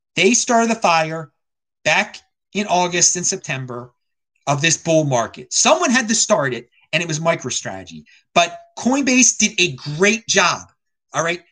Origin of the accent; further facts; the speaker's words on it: United States; as an American